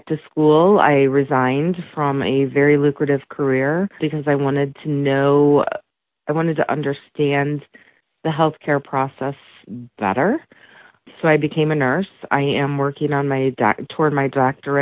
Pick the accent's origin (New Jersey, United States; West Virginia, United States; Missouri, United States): Missouri, United States; St. Louis; now in Detroit, United States; I grew up in the St. Louis area